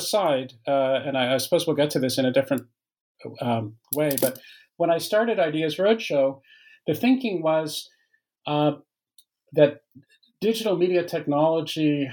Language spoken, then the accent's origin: English; Canada; moved away as an adult; also born or lived in Waterloo, Ontario, Canada; now in France; I'm Canadian by origin, although I live in France now, but I've lived for many years in Canada